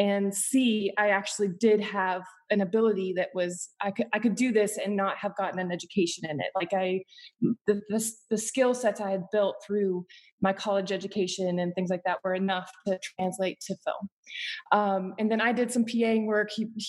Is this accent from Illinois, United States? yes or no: no; Appalachia, West Virginia, United States; moved away as an adult; also born or lived in Northfield, Minnesota; I grew up in Appalachia, West Virginia, like in the mountains of Appalachia